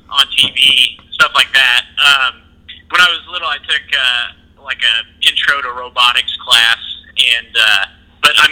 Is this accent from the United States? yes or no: yes; Evansville, Indiana, United States; also born or lived in Skokie, Illinois / Chicago; I grew up in Evansville. Um, I was actually born in, in Skokie, Illinois, which is real close to Chicago, hmm. but didn't live there. Like uh, not long after I was born, we moved uh, back to Evansville.